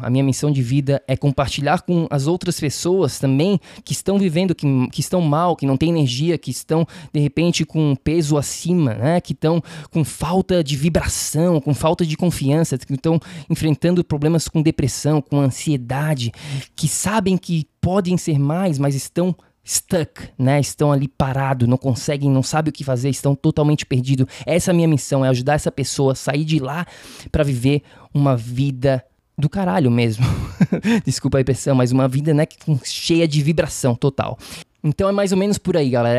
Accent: Florianópolis, Santa Catarina, Brazil; accent: manezês; moved away as an adult; also born or lived in San Diego; now in New York, United States; eu sou natural de Florianópolis, de Floripa, da Ilha da Magia, Manezinho, então o sotaque manezês vai fazer parte aqui do, do podcast também.

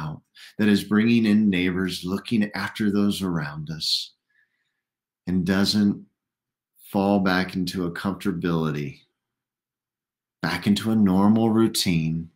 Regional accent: United States; we, as an American church

